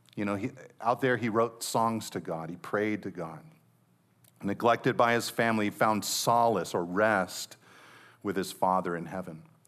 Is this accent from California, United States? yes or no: yes; Monterey Peninsula, California, United States; anybody who's grown up and have been born and raised on the Monterey Peninsula